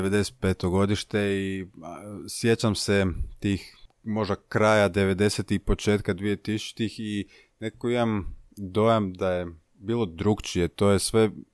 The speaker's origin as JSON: {"language": "Croatian", "town": "Zagreb", "region": "City of Zagreb", "country": "Croatia", "tie": "born or raised there", "said": "imam 27 godina, dolazim iz Zagrebačke Dubrave"}